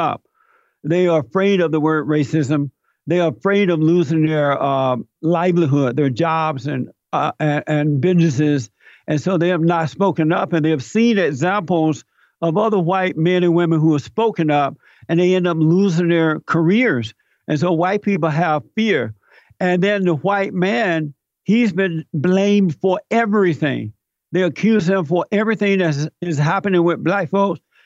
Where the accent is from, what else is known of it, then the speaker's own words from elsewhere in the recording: Alabama, United States; I grew up in Alabama. I grew up under the Jim Crow laws. I grew up on a plantation